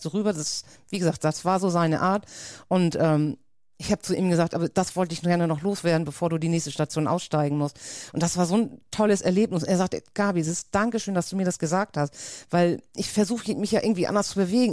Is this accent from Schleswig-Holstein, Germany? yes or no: yes; Schleswig-Holstein, Germany; accent: norddeutsch; also born or lived in Lübeck; ich komme aus Schleswig-Holstein, liegt ja ganz dicht bei Hamburg